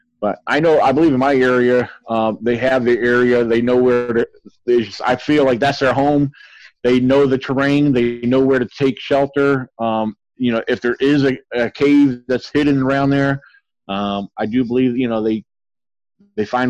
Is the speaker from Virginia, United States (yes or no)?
yes; Virginia, United States; I grew up here in Virginia and I know the area very well